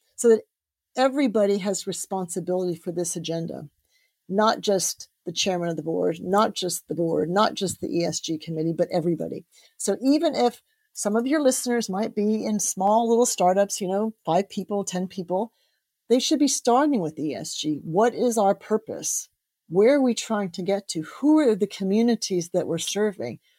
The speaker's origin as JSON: {"language": "English", "country": "United States", "tie": "born or raised there", "moved": "yes", "lives_now": "United Kingdom", "said": "I grew up in the States"}